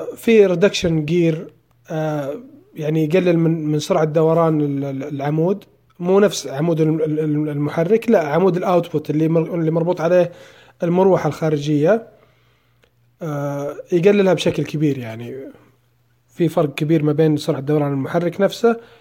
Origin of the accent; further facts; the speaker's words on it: Saudi Arabia; عندنا في السعودية